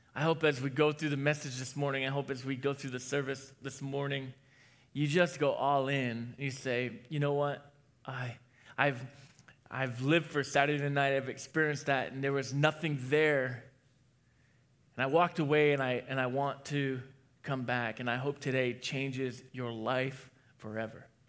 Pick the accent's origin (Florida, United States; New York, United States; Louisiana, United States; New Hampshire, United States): New Hampshire, United States; I was born in New Hampshire